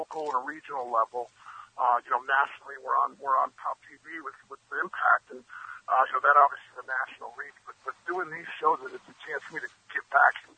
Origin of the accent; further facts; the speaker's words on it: Cleveland, Ohio, United States; also born or lived in Washington, D.C.; I grew up in Cleveland.